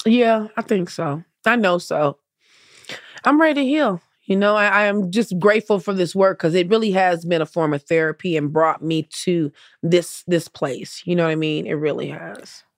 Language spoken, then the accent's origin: English; Compton, California, United States; I grew up in the hood. I grew up in Compton